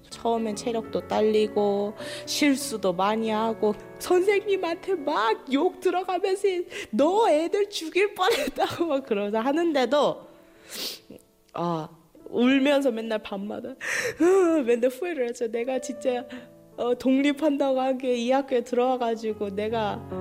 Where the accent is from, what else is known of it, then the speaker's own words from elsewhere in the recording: Bangladesh; Korean is a second language; now in Jecheon, South Korea; 방글라데시에서 왔어요